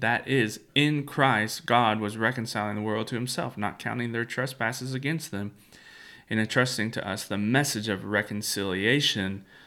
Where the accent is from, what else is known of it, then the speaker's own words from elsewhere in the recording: United States; as an American